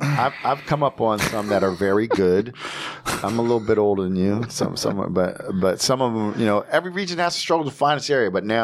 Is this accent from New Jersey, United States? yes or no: yes; New Jersey, United States; And I'm like, I'm from Jersey.